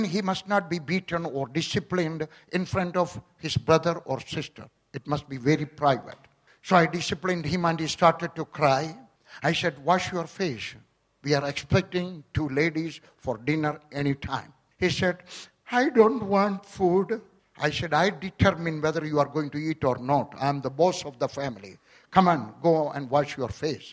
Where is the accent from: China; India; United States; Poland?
India; Kerala; also born or lived in Punjab; now in Delhi, India; I was born in Kerala.